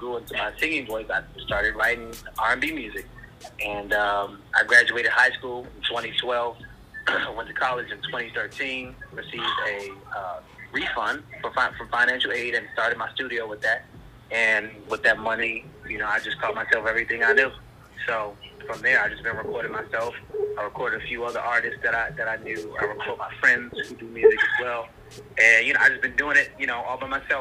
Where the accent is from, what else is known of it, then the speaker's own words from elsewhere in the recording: Washington, District of Columbia, United States; I'm from DC, born and raised, been there for forever.